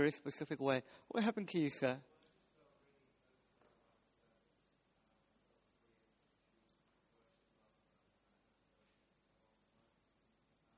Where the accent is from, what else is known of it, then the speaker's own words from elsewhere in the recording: South Africa; now in United Kingdom; I'm South African